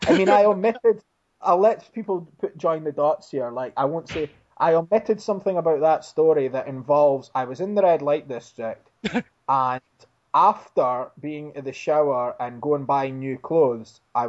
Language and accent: English; Dundee, Scotland, United Kingdom; my hometown of Dundee, Scotland.